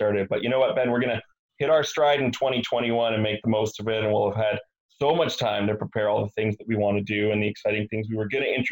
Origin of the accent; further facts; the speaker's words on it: Montreal, Quebec, Canada; being from Montreal